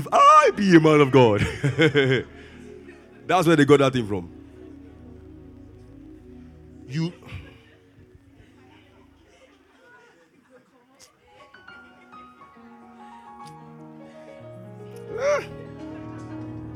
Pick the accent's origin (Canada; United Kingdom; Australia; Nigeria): Nigeria; Lagos; I grew up in Ajigule